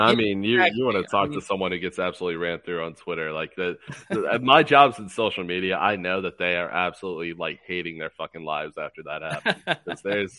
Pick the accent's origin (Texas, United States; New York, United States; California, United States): California, United States; so he raised me the right way, and I'm a Bay Area guy through and through.